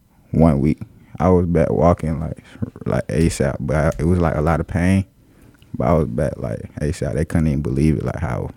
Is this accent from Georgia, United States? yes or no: yes; Waynesboro, Georgia, United States; So I'm originally from Waynesboro, Georgia, like Burke County.